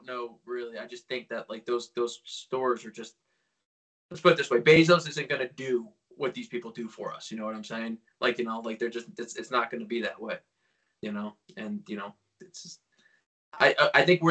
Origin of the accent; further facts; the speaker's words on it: Lake Hopatcong, New Jersey, United States; I grew up on Lake Pacon